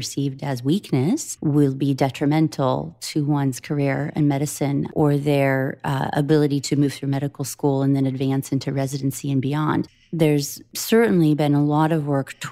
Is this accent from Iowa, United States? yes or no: yes; the Midwest, Iowa, United States; When I was a young person growing up in the Midwest